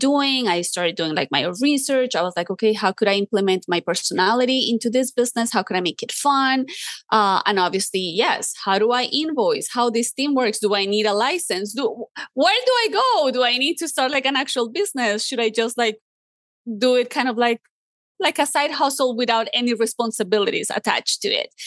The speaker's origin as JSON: {"language": "English", "country": "Colombia", "tie": "born or raised there", "moved": "yes", "said": "I grew up in Colombia"}